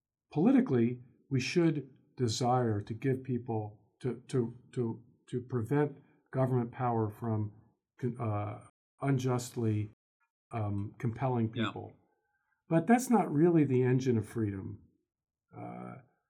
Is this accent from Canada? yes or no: no; United States; I'm an American